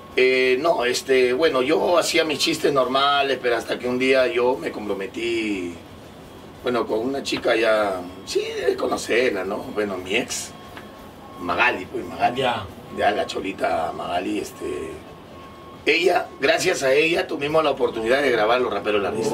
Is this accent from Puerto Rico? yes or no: no; Lima, Peru; pero yo nací acá en Lima, en la maternidad de Lima nací